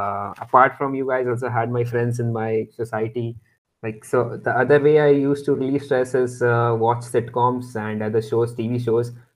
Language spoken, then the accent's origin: English; Pune, Maharashtra, India; I hail from Pune